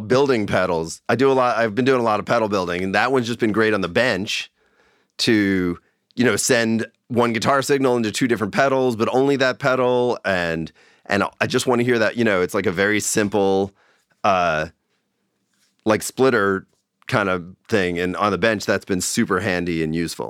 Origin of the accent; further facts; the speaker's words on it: Long Island, New York, United States; now in Bay Area, United States; I grew up in New York